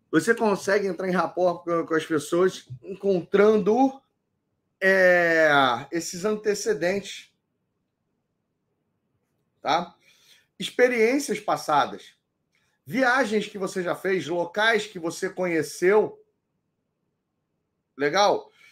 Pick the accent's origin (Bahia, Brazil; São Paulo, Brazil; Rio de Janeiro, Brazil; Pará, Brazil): Pará, Brazil; Belém; eu nasci em Belém do Pará. Eu nasci no norte do, do Brasil, eu sou paraense.